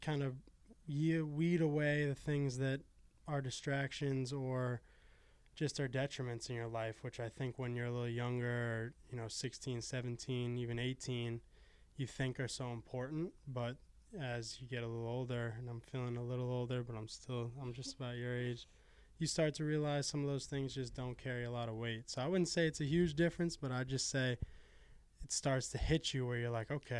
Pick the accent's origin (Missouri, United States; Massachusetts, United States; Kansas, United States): Massachusetts, United States; Arlington; I'm from Arlington, Massachusetts, about 25 minutes north of Emerson College